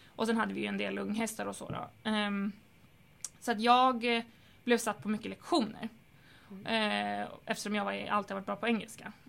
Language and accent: Swedish; Stockholm, Stockholm County, Sweden; den ridskolan som jag är uppvuxen på i Stockholm